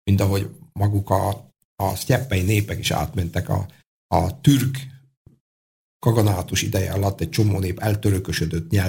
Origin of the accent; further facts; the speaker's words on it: Hungary; mikor azt mondtuk, hogy mi magyarok vagyunk, még azt akkor ti rokonok vagytok.